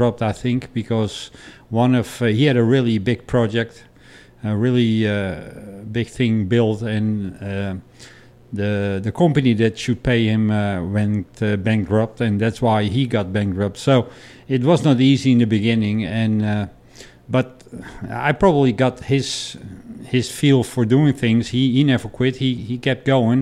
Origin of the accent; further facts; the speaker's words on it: Amsterdam, North Holland, Netherlands; moved away; I'm born and raised in Amsterdam